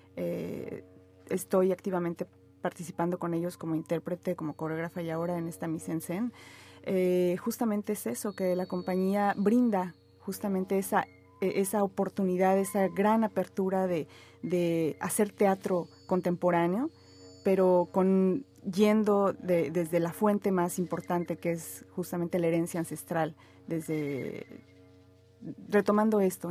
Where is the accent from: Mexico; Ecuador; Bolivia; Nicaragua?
Mexico; Atlixco, Puebla; moved away as an adult; also born or lived in Mexico City; now in Montreal, Canada; yo crecí ahí, entre la capital y entre Atlisco